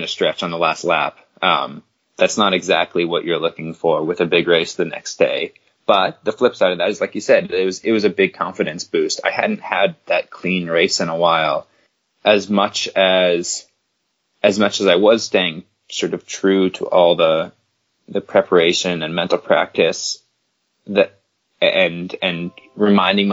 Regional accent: Canada; as a Canadian

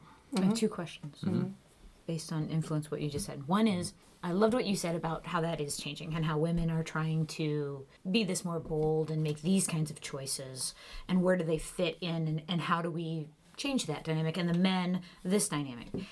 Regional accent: Dubuque, Iowa, United States; because I grew up in Dubuque

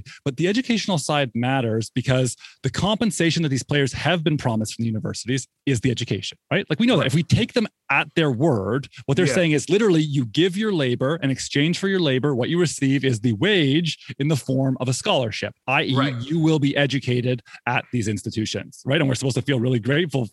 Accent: Canada; moved away as an adult; also born or lived in Toronto; now in Durham, United States; I came to Duke from Canada

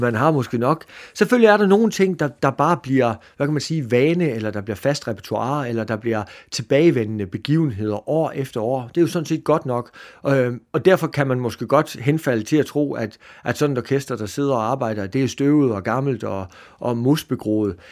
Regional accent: Jutland, Denmark; jeg er fra Jylland

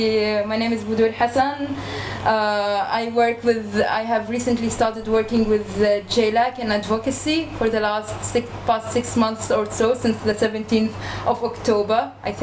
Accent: Nazareth, Northern District, Israel; born there; I was born in Nazareth, so I'm kind of from the other part of the Green Line

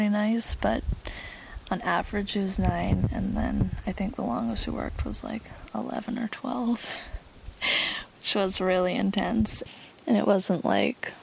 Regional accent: Cortes Island, British Columbia, Canada; growing up on Cortes

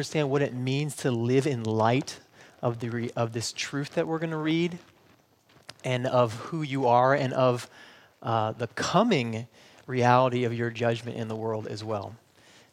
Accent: Michigan, United States; moved away; I'm from Michigan and we don't say that up there. So we say you guys

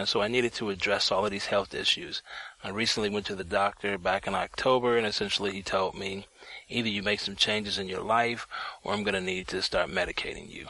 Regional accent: Detroit, Michigan, United States; now in Charlotte, United States; I'm originally from Detroit, Michigan, but I currently reside in Charlotte, North Carolina

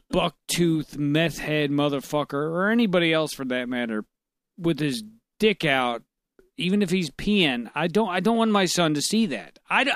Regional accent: North St. Louis County, Missouri, United States; I grew up over in North County, North St. Louis County, which was it's actually a worse area now than it was before.

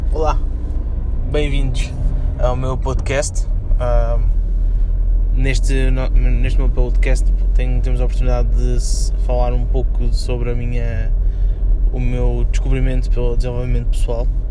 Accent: Portugal; nós, enquanto portugueses

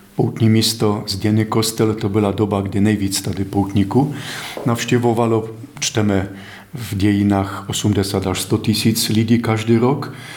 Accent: Poland; Czech is a second language; now in Czech Republic; Já jsem cizinec, jsem z Polska

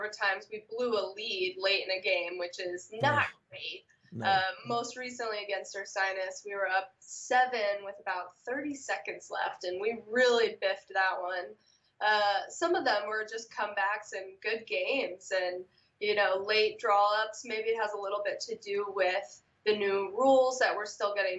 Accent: Philadelphia, Pennsylvania, United States; moved away as an adult; also born or lived in Ithaca; I grew up in Philly, and Ron recruited me out of Philly

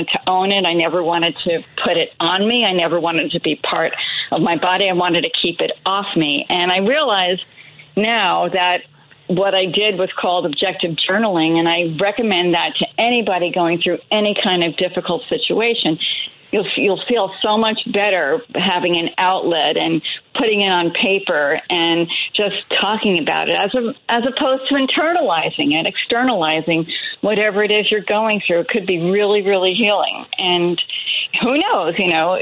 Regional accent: New Jersey, United States; where I grew up in New Jersey

